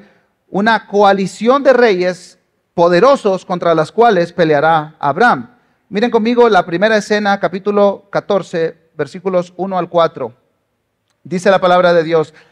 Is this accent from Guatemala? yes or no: yes; Guatemala; aunque escuchen un acento raro, yo soy guatemalteco y ya voté. Ah, digo, por si por ahí anda Celestino que dice que no soy guatemalteco, porque me dice que yo no soy de acá